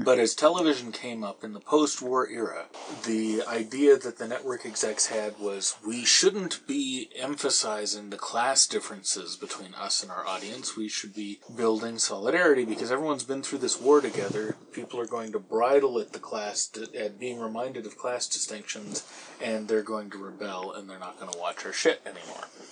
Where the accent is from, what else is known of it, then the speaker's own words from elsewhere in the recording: San Francisco, California, United States; I grew up in San Francisco